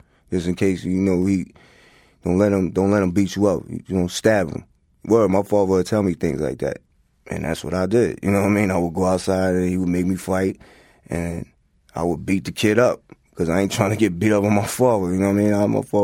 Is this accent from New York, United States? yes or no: yes; Hempstead, New York, United States; also born or lived in Queens; growing up in Long Island, in Hempstead